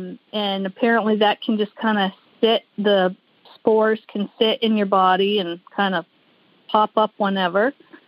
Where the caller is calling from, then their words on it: South Burlington, Vermont, United States; I am calling from South Burlington, Vermont.